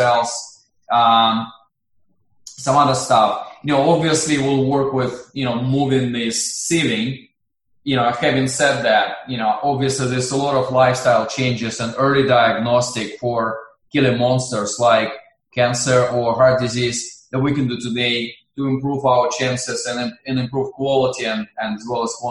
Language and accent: English; Russia; I'm originally from Russia.